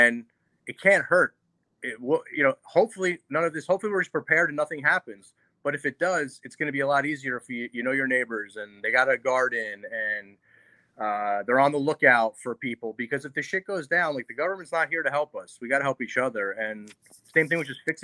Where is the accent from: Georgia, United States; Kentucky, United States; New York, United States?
New York, United States; New York City; as a kid, I went to school in New York City